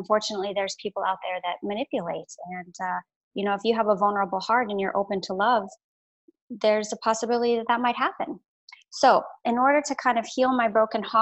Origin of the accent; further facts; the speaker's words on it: Alaska, United States; also born or lived in Florida; now in Oregon, United States; I grew up in Alaska.